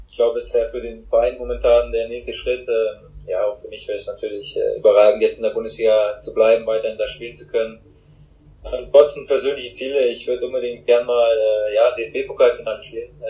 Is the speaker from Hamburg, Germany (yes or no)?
yes; Hamburg, Germany; Für mich zählt es fast mit zu Hamburg hier als Hamburger. ja, in Hamburg geboren